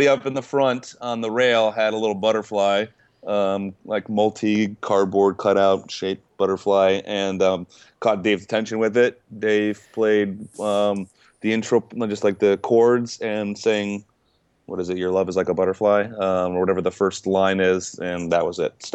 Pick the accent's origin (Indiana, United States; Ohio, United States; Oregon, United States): Ohio, United States; Cleveland; Cleveland, my hometown where I grew up